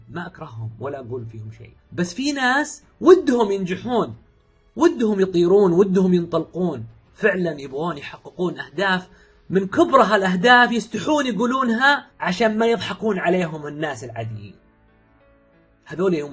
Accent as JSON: {"language": "Arabic", "town": "Riyadh", "region": "Riyadh Province", "country": "Saudi Arabia", "tie": "born or raised there", "said": "من مواليد الرياض عام 1980 1400 سعودي اموت في السعوديه"}